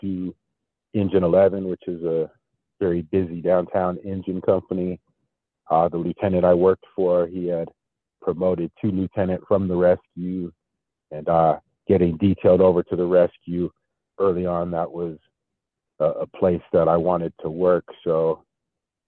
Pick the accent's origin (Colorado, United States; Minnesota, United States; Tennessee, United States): Colorado, United States; Denver; I grew up in Denver, so I'm a native of Denver